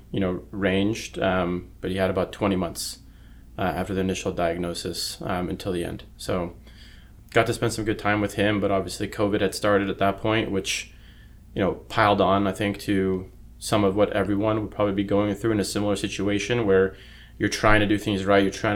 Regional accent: Monterey, California, United States; moved away as an adult; now in San Jose, United States; I grew up in Monterey, California.

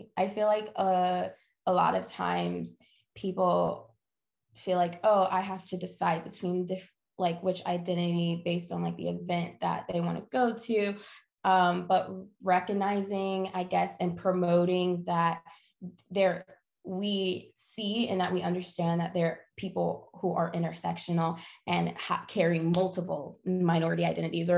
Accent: Atlanta, Georgia, United States; now in Greensboro, United States; I'm from Atlanta, I'm not from North Carolina

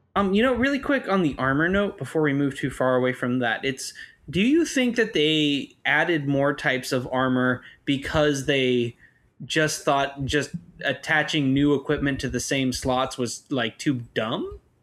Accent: United States; I'm an American

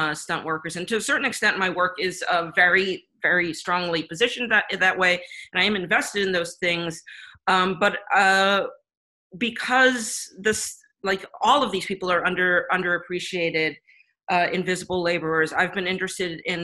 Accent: United States; as an American working in any job

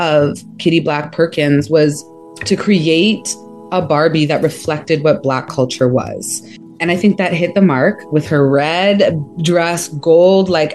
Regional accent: Jamaica; now in Canada; I'm Jamaican

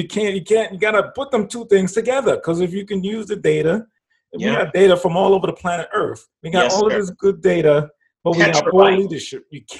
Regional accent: New York, United States; When I was younger, and I was growing up in New York

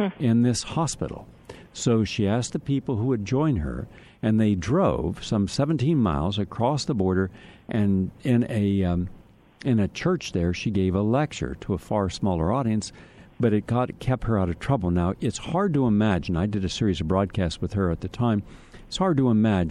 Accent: Parkersburg, West Virginia, United States; also born or lived in Steubenville, Ohio / Wheeling, West Virginia; now in Weirton, United States; I was born and raised in Parkersburg

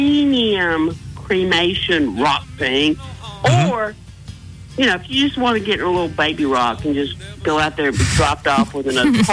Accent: Texas, United States; I'm not from here. I'm from Tejas.

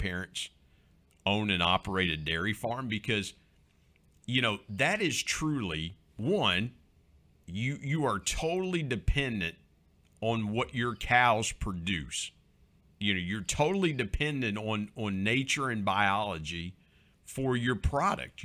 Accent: Southern Ohio, United States; also born or lived in Belpre, Ohio; I grew up in Southern Ohio

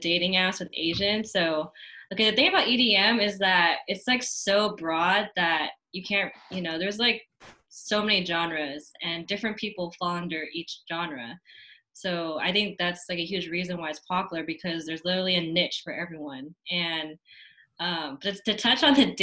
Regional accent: the Bay Area, California, United States; growing up in the Bay, like, you're surrounded by hip-hop, rap, like, rock

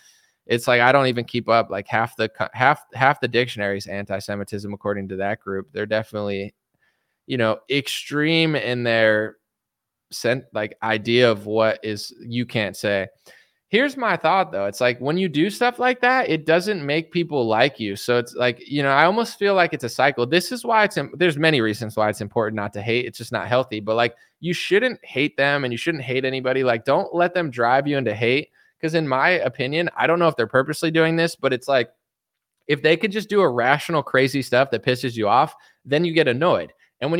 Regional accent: United States; I'm just an American citizen

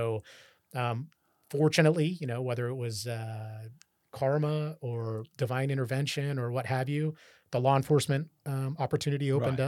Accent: Orangevale, California, United States; That's where I grew up in Orangevale. So not far from Rancho Cordova.

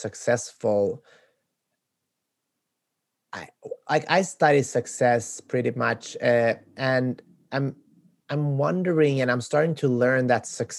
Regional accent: Sweden; moved away as an adult; now in United States; I'm from Sweden

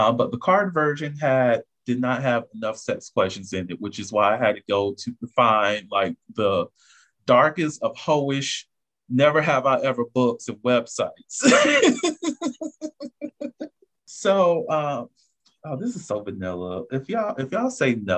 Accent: Augusta, Georgia, United States; we are some hoes from Augusta

